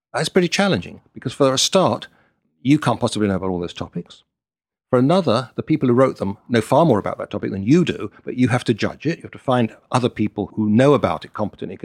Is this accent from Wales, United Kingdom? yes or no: no; London, United Kingdom; moved away; also born or lived in Boston / New York; I grew up in London.